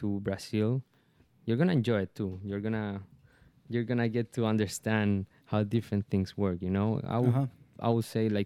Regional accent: Chile; English is a second language; moved away; That's a thing that I should do in my home country

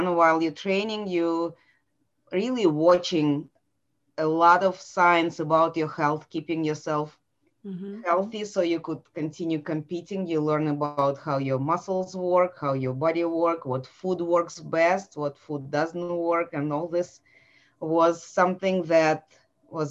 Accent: Saint Petersburg, Russia; English is a second language; moved away as an adult; now in Atlanta, United States; this is where I was born and raised

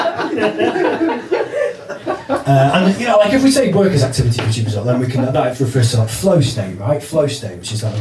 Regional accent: North Wales, United Kingdom; I'm from North Wales

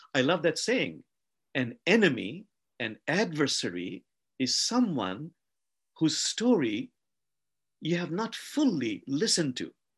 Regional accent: Bangladesh; I come from a country called Bangladesh

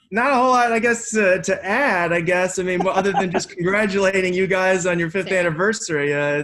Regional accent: Los Angeles, California, United States; Yeah, we're from LA.

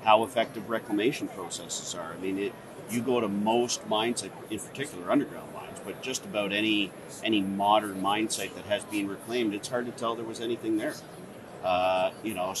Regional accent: Bathurst, New Brunswick, Canada; moved away; We lived in the country outside of a small city, right? I think the population of Bathurst at the time would have been 15 or 16,000.

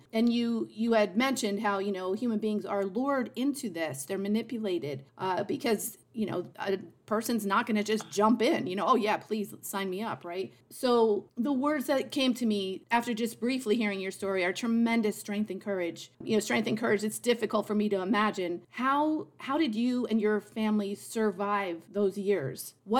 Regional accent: United States; as an American

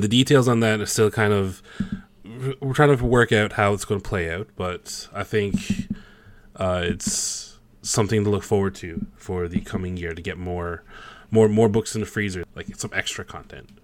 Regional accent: Newfoundland and Labrador, Canada; accent: Newfie; I'm a Newfoundlander, so that stereotypical Canadian accent you guys know about, like, you know, how, how, who she going E? That's, that's a Newfie thing

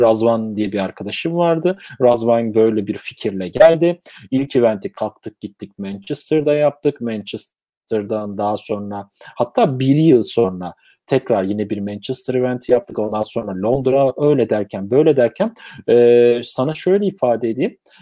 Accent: Turkey; moved away as an adult; now in London, United Kingdom

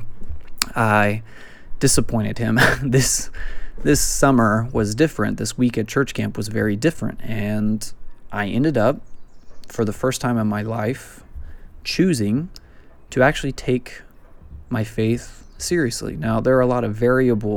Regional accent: West Texas, United States; I'm from West Texas

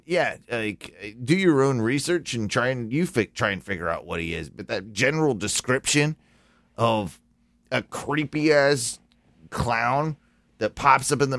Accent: United States; also born or lived in United Kingdom; a Brit, but raised in America, so more or less an American

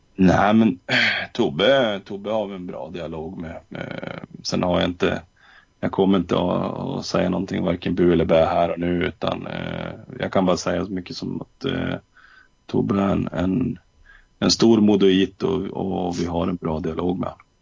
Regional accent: Luleå, Norrbotten County, Sweden; moved away as an adult; now in Örnsköldsvik, Sweden; jag kommer från Luleå

